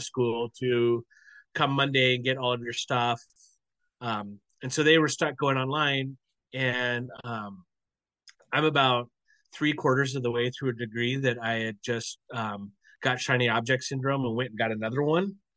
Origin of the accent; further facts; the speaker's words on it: Portland, United States; moved away; I grew up in Portland. Um, even though I'm out here now